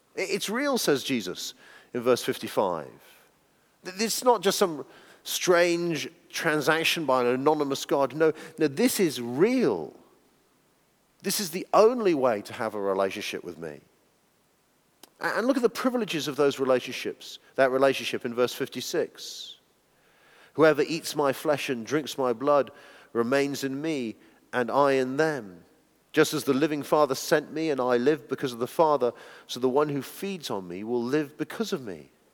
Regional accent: United Kingdom; being British people

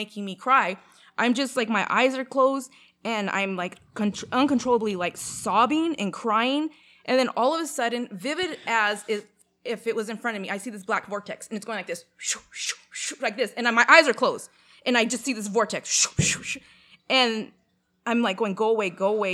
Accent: Canada; I'm Canadian

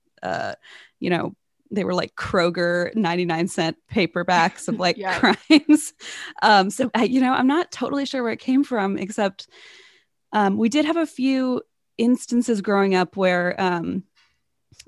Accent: Cincinnati, Ohio, United States; moved away as an adult; we moved back to my hometown in Cincinnati

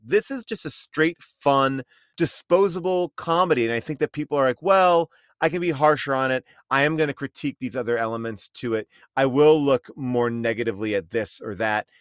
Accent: East Coast, United States; moved away; I grew up on the East Coast.

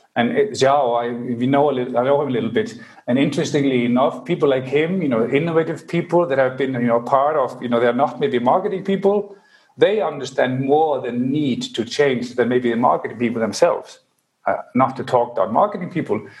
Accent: Reykjavik, Capital Region, Iceland; I'm from Reykjavik, Iceland

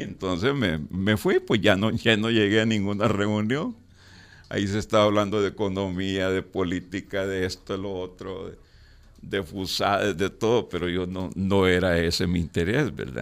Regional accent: El Salvador; la guerra en mi país

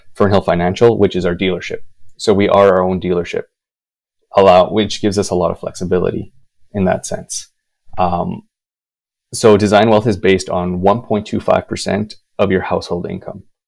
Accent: Winnipeg, Manitoba, Canada; moved away; my hometown of Winnipeg

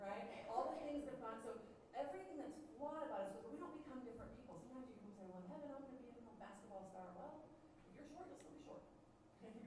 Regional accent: United States; we're American Christians

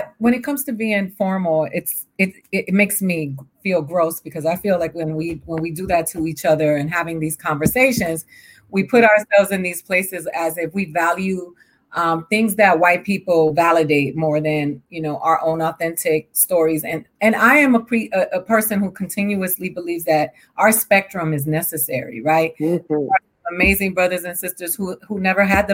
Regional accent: Miami, Florida, United States; also born or lived in Puerto Rico; I grew up in Miami where the majority of the students that I went to school with were either Black or brown

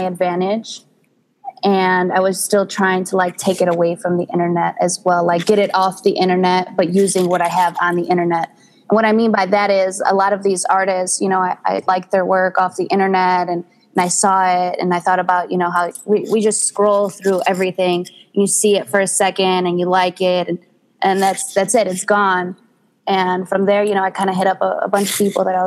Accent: Chicago, Illinois, United States; I was born in Humboldt Park and I've moved all around the Chicagoland. And I recently just settled in the suburbs

